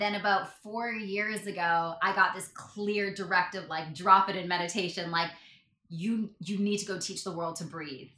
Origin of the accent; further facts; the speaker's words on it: Canada; I'm Canadian